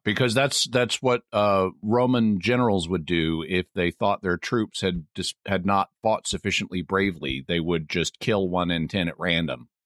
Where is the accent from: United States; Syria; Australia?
United States; the South, Southern United States; speaking as a Southerner